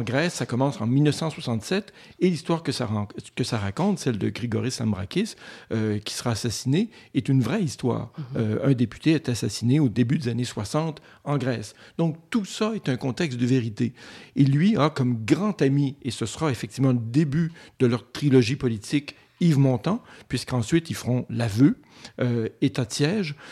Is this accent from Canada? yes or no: yes; Côte-Nord, Quebec, Canada; moved away; je viens de la Côte-Nord, il n'y avait pas grand-chose